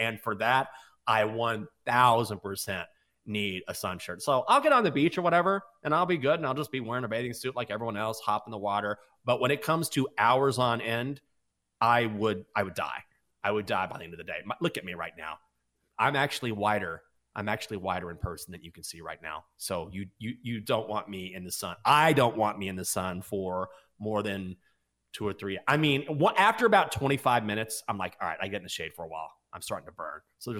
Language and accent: English; Breckenridge, Texas, United States; I grew up in Breckenridge, Texas